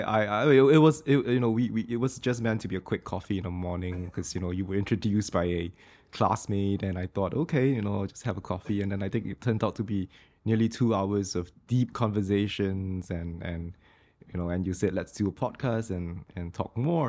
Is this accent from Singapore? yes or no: yes; Singapore; being Singaporean and I was the only Singaporean in the Fletcher's class